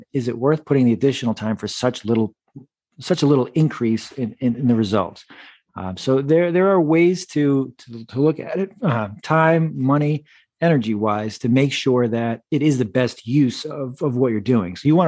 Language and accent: English; Massachusetts, United States; also born or lived in Syracuse, New York; I grew up in Massachusetts, so I've spent a lot of my life here in New England.